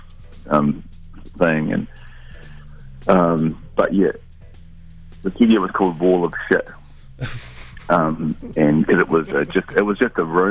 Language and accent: English; New Zealand; moved away as an adult; also born or lived in London; being in London was amplifying my nostalgia for New Zealand and for my earlier youth